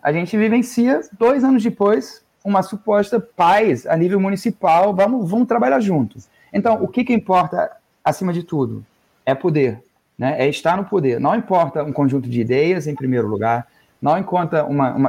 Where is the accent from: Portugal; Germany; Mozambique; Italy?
Germany; Northern Germany; now in Brazil; Eu venho do, é, do norte da Alemanha